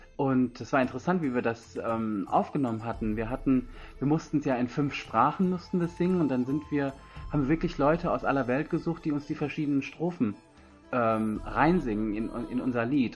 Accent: Germany; moved away; also born or lived in India; bin hier zwar geboren, aufgewachsen, war aber 20 Jahre lang in Indien und bin jetzt wieder seit zwei Jahren

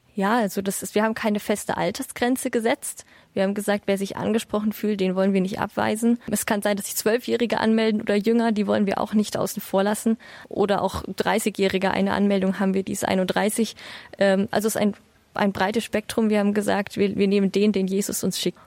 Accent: Bavaria, Germany; Ich komme aus Bayern

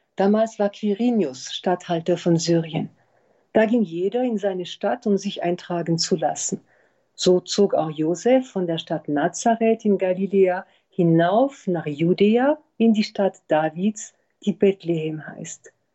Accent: France; now in Berlin, Germany; in Frankreich, wo ich herkomme

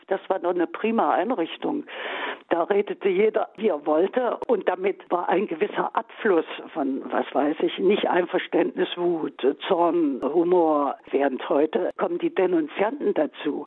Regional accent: East Germany, Germany; zu DDR-Zeiten nicht anders. Ich erinnere mich, da war ich vielleicht 17 oder 18 noch in der Schule, Oberschule

